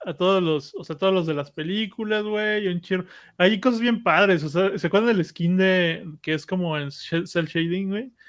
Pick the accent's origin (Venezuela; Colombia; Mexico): Mexico; somos los mexicanos